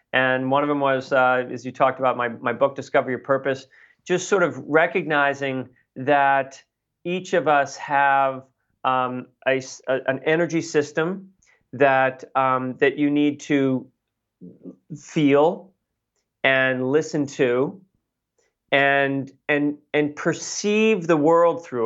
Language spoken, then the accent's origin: English; Boston, Massachusetts, United States; I grew up in Boston